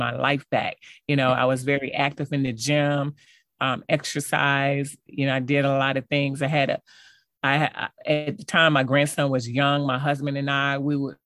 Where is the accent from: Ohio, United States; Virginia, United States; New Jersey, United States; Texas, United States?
Virginia, United States; Hampton; moved away; my family back at home, because I'm from Hampton, Virginia